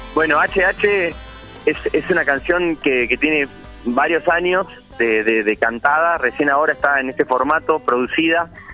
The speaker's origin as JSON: {"language": "Spanish", "town": "Mar del Plata", "region": "Buenos Aires Province", "country": "Argentina", "tie": "born or raised there", "said": "Yo soy de ahí, me crié en Mar del Plata"}